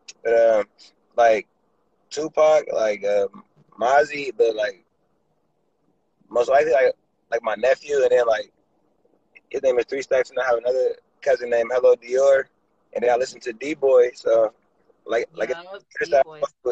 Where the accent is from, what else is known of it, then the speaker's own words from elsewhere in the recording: East Palo Alto, California, United States; I'm from the Bay Area, East Palo Alto, California